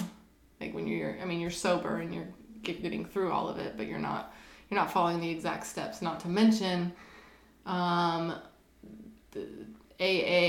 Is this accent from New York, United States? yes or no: no; Nevada, United States; now in Florida, United States; I'm from Nevada